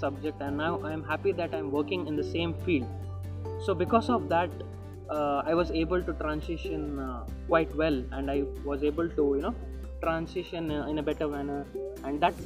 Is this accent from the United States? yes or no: no; Udupi, Karnataka, India; I am from Udupi.